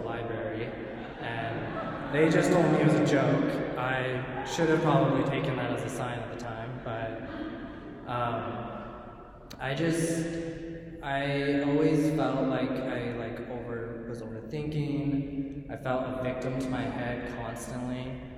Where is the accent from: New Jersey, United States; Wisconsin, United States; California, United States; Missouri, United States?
California, United States; Northern; I grew up in California, in Northern California, in a small suburb.